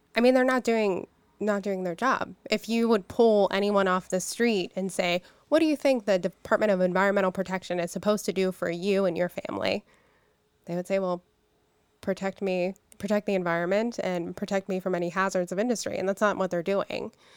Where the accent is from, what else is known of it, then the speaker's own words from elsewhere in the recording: Pittsburgh, Pennsylvania, United States; I'm from Pittsburgh. I lived, you know, grew up 10 miles away from from where we're at right now. I'm a I'm a lifer